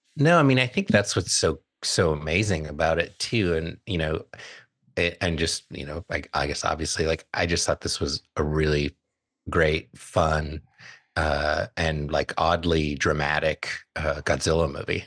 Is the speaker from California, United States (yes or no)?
yes; Southern California, United States; as a kid, growing up in Southern California